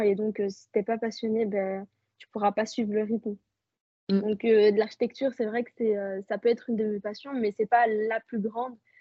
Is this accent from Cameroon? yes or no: no; Belgium; Je suis née, je vis en Belgique et euh, je suis marocaine